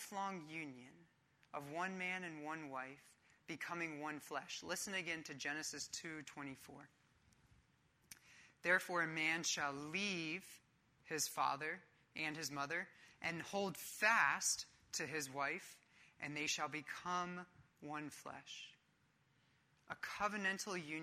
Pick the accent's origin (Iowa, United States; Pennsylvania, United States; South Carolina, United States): Pennsylvania, United States; Philadelphia; I'm from Philadelphia